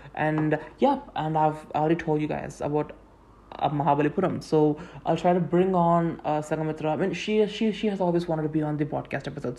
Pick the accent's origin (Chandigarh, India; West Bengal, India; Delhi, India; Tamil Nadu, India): Tamil Nadu, India; first language Tamil; English is a second language; I'm an Indian. I'm from South India, and uh, I mean like from Tamil Nadu.